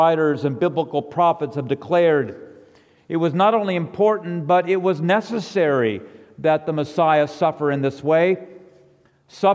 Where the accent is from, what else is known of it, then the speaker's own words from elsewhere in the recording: La Cañada Flintridge, California, United States; moved away; also born or lived in New England; growing up in La Cañada